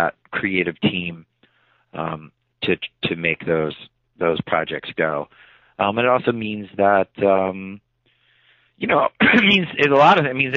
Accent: New Jersey, United States; I'm from New Jersey, from the suburbs of New Jersey

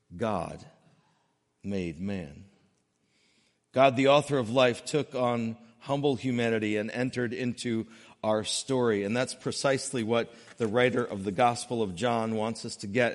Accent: New England, United States; growing up in New England

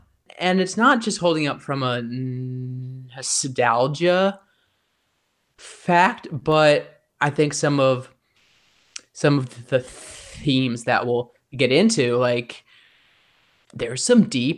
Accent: Indiana, United States; I am originally from Indiana, where we don't have a hockey team, so I know very little about hockey at this time

